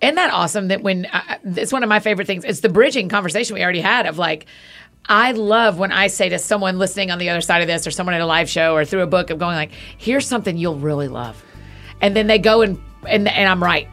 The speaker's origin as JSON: {"language": "English", "town": "Atlanta", "region": "Georgia", "country": "United States", "tie": "born or raised there", "said": "I grew up in Atlanta"}